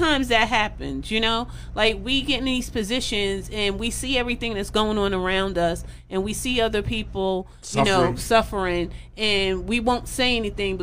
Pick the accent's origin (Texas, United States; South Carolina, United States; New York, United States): New York, United States; New York City; I grew up in East New York in pink houses